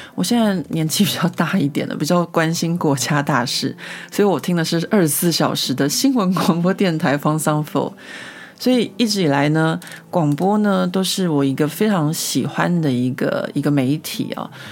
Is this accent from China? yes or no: no; Taiwan; now in France; 像我们台湾人会很喜欢自己做罐头啊，或者做一些果酱啊